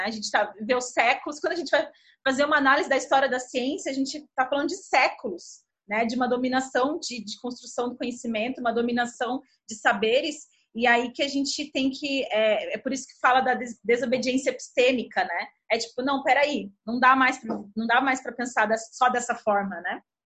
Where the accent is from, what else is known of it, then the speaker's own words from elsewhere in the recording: Brazil; enquanto brasileiras e brasileiros